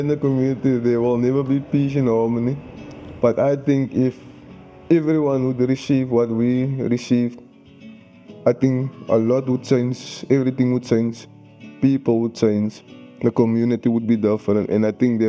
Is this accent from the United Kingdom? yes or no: no; Cape Town, Western Cape, South Africa; growing up in Manenberg is challenging.